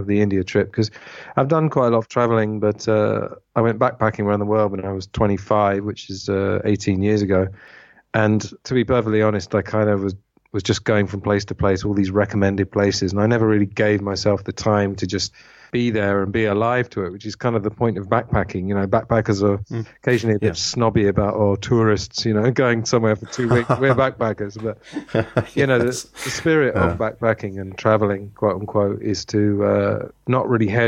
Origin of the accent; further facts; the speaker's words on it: England, United Kingdom; moved away as an adult; also born or lived in Spain / Italy / Thailand; now in Madrid, Spain; I am English at the end of the day. And I do feel like at the age of 43, I do want to maybe put some roots back down in England.